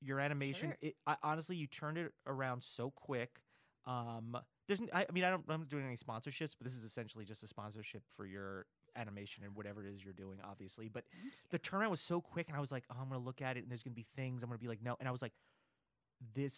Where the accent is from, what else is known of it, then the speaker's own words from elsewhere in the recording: outside New York City, United States; now in Los Angeles, United States; I grew up out like about 45 minutes outside of New York City